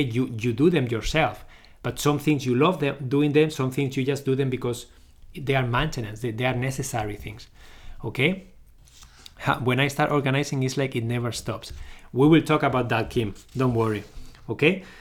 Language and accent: English; Barcelona, Catalonia, Spain; moved away as an adult; now in Canada; I'm originally from Barcelona, Spain. but I live in Canada. I lived here since two thousand and twelve